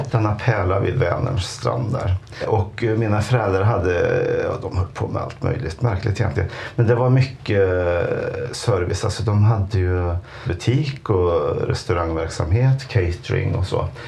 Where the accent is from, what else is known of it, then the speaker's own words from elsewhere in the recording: Värmland, Sweden; moved away as an adult; now in Stockholm, Sweden; Och jag är ju värmlänning. Ja. Så jag kan ju prata så här hela tiden. Men nu har jag gjort någon slags, eh, efter 25 år i Stockholm så jag har rundat av det där lite.